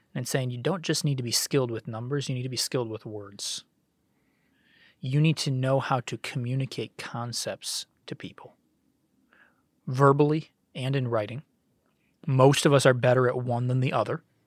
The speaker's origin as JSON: {"language": "English", "town": "Cleveland", "region": "Ohio", "country": "United States", "tie": "born or raised there", "said": "growing up in Cleveland in the nineties"}